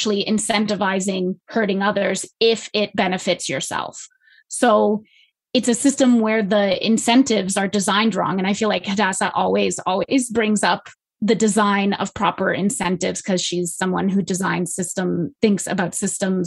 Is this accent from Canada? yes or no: yes; Canada; I'm Canadian